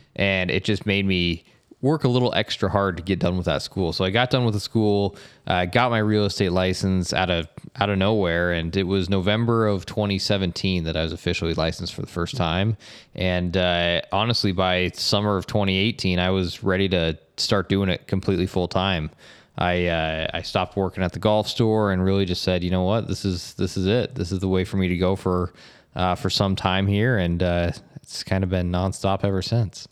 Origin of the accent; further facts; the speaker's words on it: Estes Park, Colorado, United States; also born or lived in Bay Area, California; now in St. George, United States; I grew up in Colorado, in Estes Park, Colorado